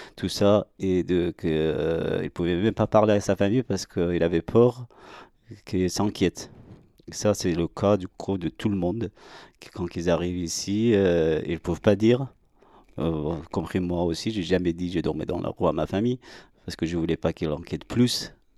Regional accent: Iran; French is a second language; now in France; je suis né en Iran, j'ai grandi là-bas

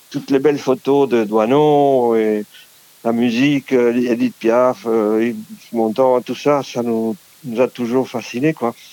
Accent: Uruguay; French is a second language; moved away as an adult; also born or lived in Argentina; now in France; Comme euh, immigrant en France, que je viens d'Amérique du Sud, de l'Uruguay et d'Argentine, et que je suis arrivé ici quand j'avais déjà 30 ans

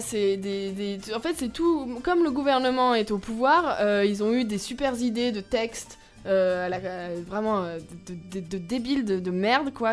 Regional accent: Lyon, Auvergne-Rhône-Alpes, France; ma ville natale, Lyon

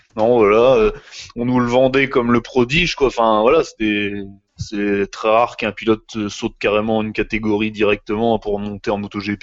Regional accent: France; chez nous, en France

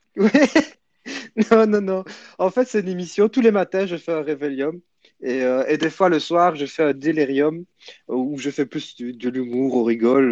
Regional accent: Belgium; je suis de Belgique, Belgium

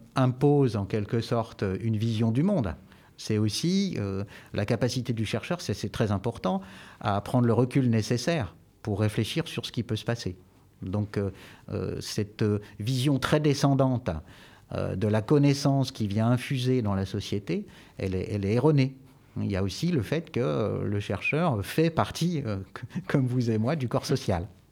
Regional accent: Jura, Bourgogne-Franche-Comté, France; now in Poitiers, France; Je suis jurassien

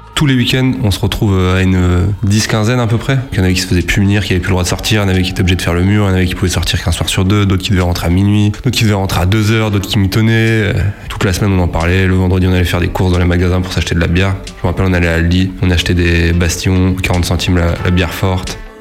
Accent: Bar-le-Duc, Grand Est, France; j'ai 30 ans, j'ai grandi à Bar-le-Duc.

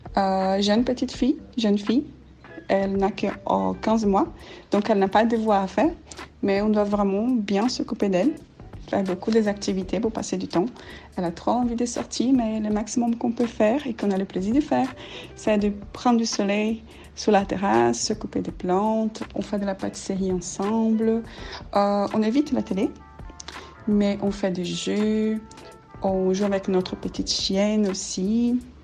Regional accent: Brazil; French is a second language; moved away as an adult; now in Brussels, Belgium; Je vis à Bruxelles depuis 6 ans, mais je suis brésilienne

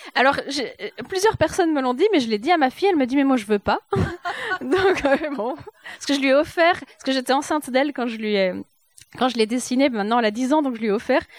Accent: Jura, Bourgogne-Franche-Comté, France; moved away as an adult; also born or lived in Épinal; quand on a grandi dans le Jura

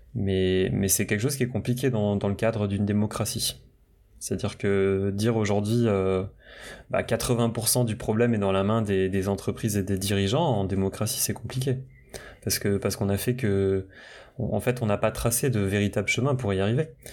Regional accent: Brittany, France; moved away; je viens de la Bretagne, euh, mes parents viennent du, bah, de la campagne bretonne

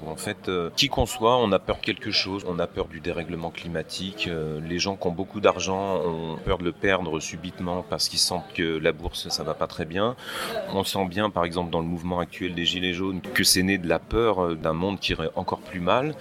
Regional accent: Charlieu, Auvergne-Rhône-Alpes, France; moved away; je vais retourner dans le lieu où je suis né, à, Charlieu, dans la Loire

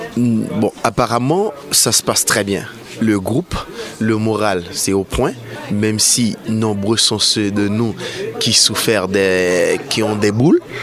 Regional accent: Haiti; moved away as an adult; now in Paris, France; je suis de nationalité haïtienne. Donc euh, ça fait 5 ans que je vis à Paris.

